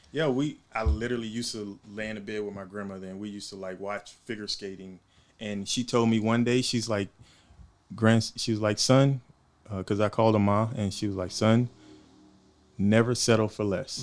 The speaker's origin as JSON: {"language": "English", "town": "Houston", "region": "Texas", "country": "United States", "tie": "born or raised there", "also_born_or_lived": "Monroe, Louisiana", "moved": "yes", "lives_now": "Oceanside, United States", "said": "I'm from Houston, originally from Houston, Texas. I was born there."}